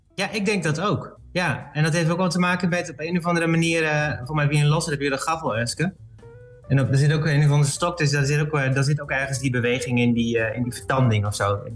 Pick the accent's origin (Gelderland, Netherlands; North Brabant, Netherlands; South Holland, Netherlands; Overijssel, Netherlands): Overijssel, Netherlands; Balkbrug; Ik ben geboren in, wel in, in Overijssel, maar in, de, in Balkbrug